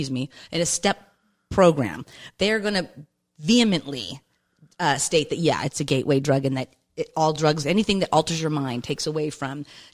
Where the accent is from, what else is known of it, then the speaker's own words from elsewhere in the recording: Randolph, Massachusetts, United States; I am from Randolph.